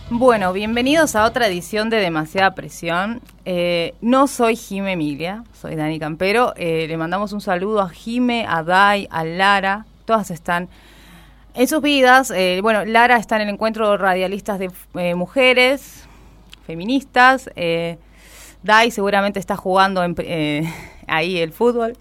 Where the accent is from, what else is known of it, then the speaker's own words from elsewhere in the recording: Bolivia; now in Argentina; yo justamente soy boliviana